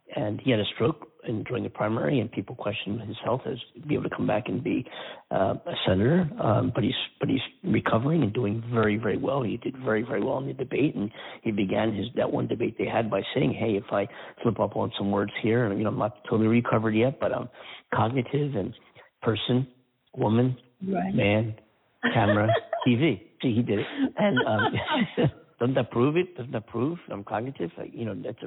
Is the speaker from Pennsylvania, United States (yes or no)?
yes; Pennsylvania, United States; now in California, United States; My home state of Pennsylvania